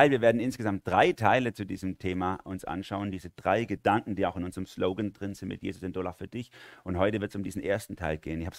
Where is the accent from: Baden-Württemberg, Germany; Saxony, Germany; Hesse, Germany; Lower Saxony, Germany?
Baden-Württemberg, Germany; accent: Swabian; dann versuche ich meinen schwäbischen Dialekt zu verstecken